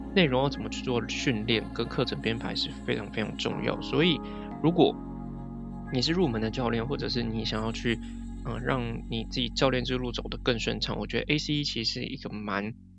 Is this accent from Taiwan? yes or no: yes; Taiwan; first language Chinese; 我也是台湾人，比较强的母语是中文